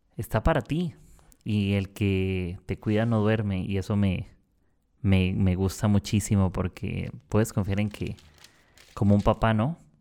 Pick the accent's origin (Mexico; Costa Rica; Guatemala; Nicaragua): Costa Rica; moved away as an adult; now in Lima, Peru; Soy de Costa Rica, del país pura vida